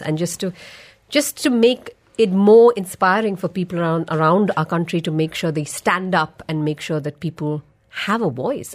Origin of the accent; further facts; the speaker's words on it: Malayali, Kerala, India; I'm a Malayali